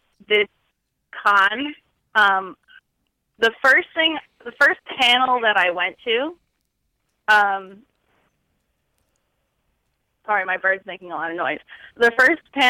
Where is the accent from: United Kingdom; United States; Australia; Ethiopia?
United States; New Jersey; now in South Carolina, United States; I grew up in New Jersey and I live in South Carolina now